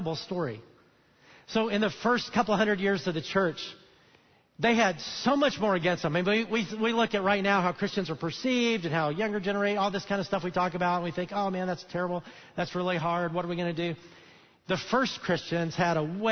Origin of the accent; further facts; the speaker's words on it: Alabama, United States; I'm from Alabama